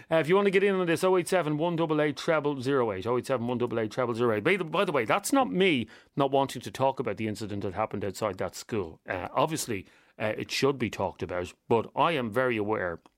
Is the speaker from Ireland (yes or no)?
yes; Galway, Connacht, Ireland; I'm from Galway.